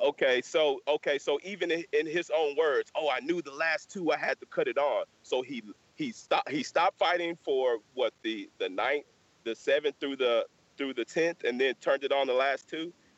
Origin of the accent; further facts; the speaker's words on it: Texas, United States; we're from Texas.